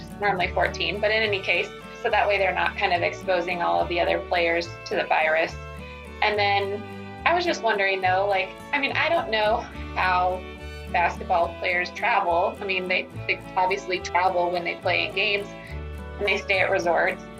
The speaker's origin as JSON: {"language": "English", "region": "Arizona", "country": "United States", "tie": "born or raised there", "said": "I grew up in Arizona"}